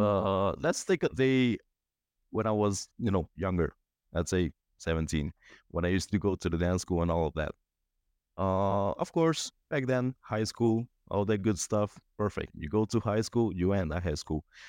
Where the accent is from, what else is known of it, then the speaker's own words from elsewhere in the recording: Cuba; also born or lived in Aruba; now in Bulgaria; I'm from Cuba basically passed few through a few countries, lived in Aruba in the past